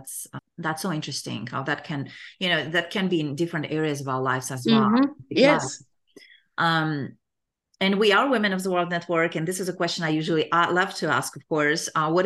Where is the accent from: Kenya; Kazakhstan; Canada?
Kazakhstan; English is a second language; I was born in Kazakhstan and grew up in Kazakhstan, but I can definitely relate to not being able to travel.